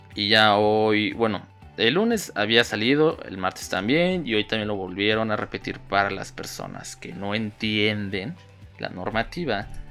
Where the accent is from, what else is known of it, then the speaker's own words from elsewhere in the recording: Mexico; aquí en mi país